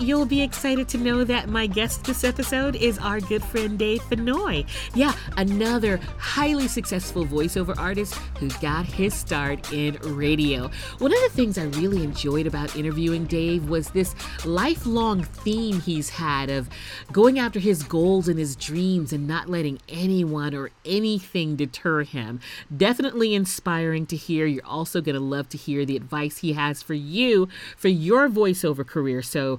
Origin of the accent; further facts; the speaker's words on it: Texas, United States; My home state, Tejas.